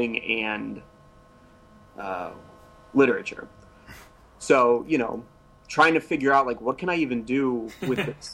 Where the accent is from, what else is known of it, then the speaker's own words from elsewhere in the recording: Toledo, Ohio, United States; moved away as an adult; I'm from Ohio. I'm from Toledo, which is kind of northwest Ohio.